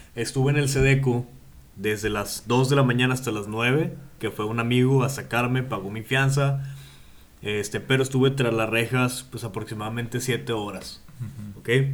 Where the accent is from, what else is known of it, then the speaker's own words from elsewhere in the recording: Monterrey, Nuevo León, Mexico; trabajé en teleperformance como buen regio.